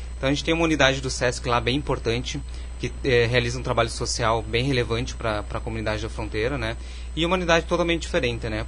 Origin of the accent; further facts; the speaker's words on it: Bagé, Rio Grande do Sul, Brazil; moved away as an adult; also born or lived in Porto Alegre / Frederico Westphalen; now in Carazinho, Brazil; eu sou natural de Bagé, do sul do estado, mas já saí da minha terra natal já há uns 20 anos